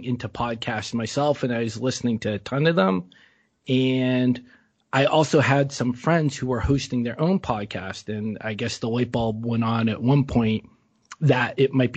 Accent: Boston, Massachusetts, United States; moved away as an adult; now in Bangkok, Thailand; growing up in New England.

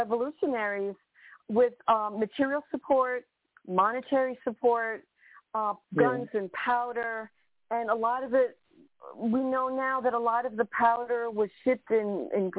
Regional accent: U.S. Virgin Islands; I grew up on St. Thomas on the north side of the island. I grew up on a mountain.

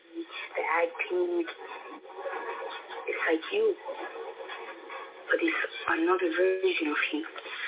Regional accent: Toronto, Ontario, Canada; I'm 13 years old. I was born in Toronto, Canada, 6IX.

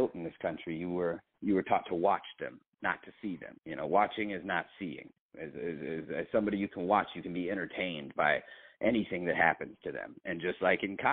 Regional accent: Oakland County, Michigan, United States; I am from Oakland County.

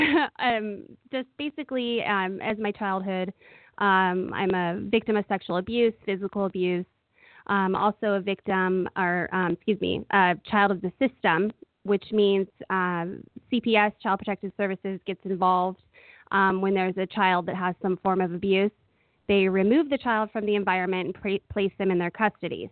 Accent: Oakland, California, United States; I grew up in Oakland, California

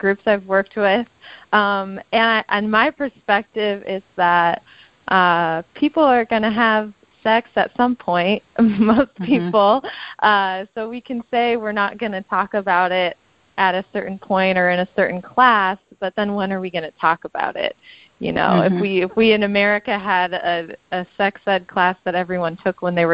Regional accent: Los Angeles, California, United States; moved away as an adult; now in Detroit, United States; I'm originally from the L.A. area

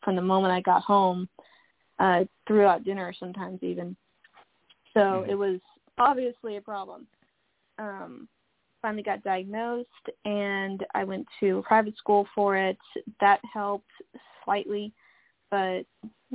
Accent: Dallas, Texas, United States; I've been born and raised in Dallas, Texas, my whole life, and I love it here.

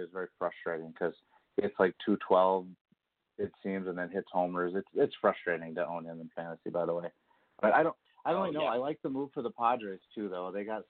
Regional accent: Kansas City, Missouri, United States; It was actually in my hometown, Kansas City.

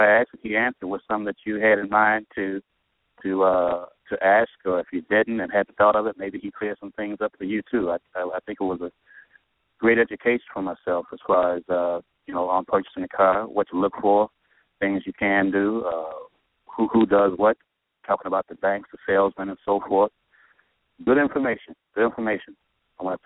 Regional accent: Chicago, Illinois, United States; also born or lived in St. Louis; I'm in the St. Louis area actually right now. I'm from Chicago

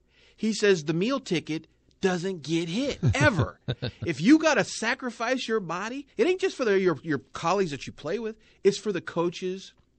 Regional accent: Milford, Kansas, United States; I came from Wichita. I worked in Wichita. I'm from Milford, Kansas.

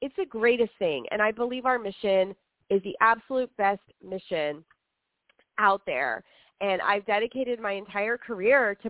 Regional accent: Rio Grande Valley, Texas, United States; now in Houston, United States; I grew up in the Rio Grande Valley, and I grew up in an area, rural Texas

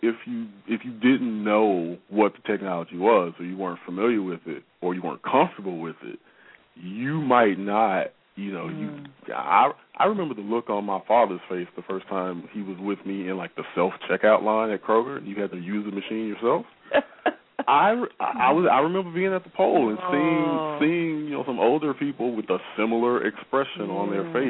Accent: North Mississippi, United States; I grew up in North Mississippi, so I've had a driver's license since I was 15 years old.

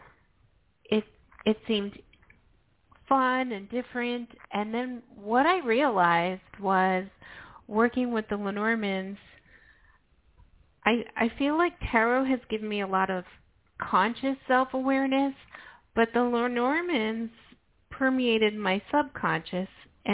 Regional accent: New York, United States; I'm a New Yorker

